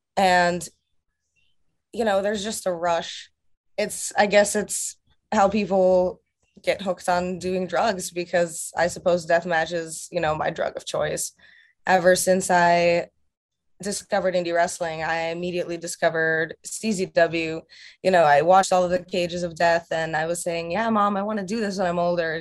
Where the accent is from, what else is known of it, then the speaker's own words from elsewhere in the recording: Russia; moved away; my home country of Russia